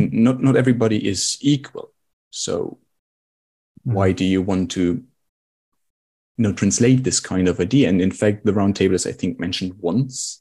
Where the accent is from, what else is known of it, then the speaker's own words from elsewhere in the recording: Germany; we Germans